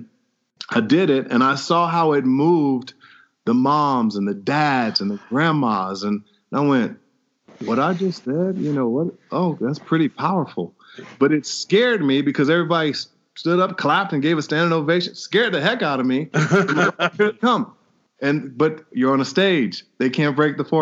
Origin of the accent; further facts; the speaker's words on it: Chicago, Illinois, United States; Grew up on the south side of Chicago